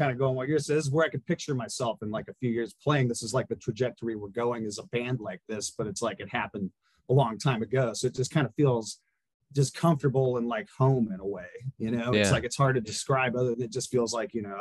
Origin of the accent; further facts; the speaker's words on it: Bend, Oregon, United States; We're from Bend.